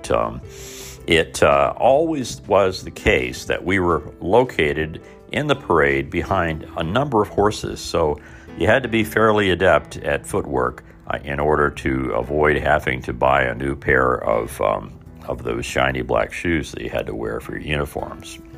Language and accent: English; Mitchell, Indiana, United States; moved away; in um, my hometown in Mitchell